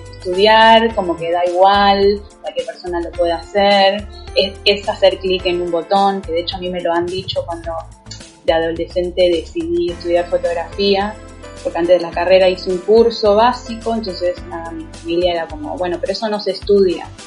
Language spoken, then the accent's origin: Spanish; Argentina; yo soy argentina, estoy en Buenos Aires.